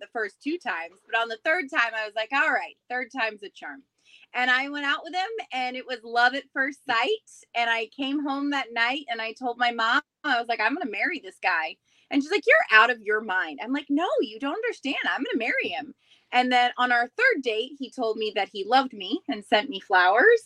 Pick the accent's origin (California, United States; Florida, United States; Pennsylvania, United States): Florida, United States; Riverview; I'm from Riverview, Florida